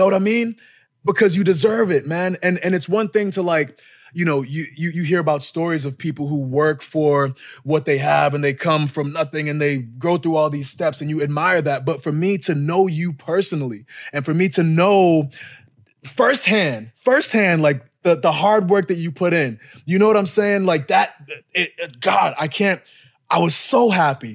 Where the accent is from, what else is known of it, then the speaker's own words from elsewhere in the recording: Boston, Massachusetts, United States; moved away; in Boston, my hometown, like my backyard